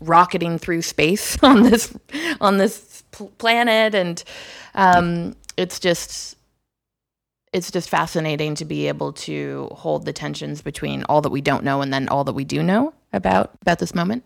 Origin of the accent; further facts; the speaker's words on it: Toronto, Ontario, Canada; moved away; Toronto, my hometown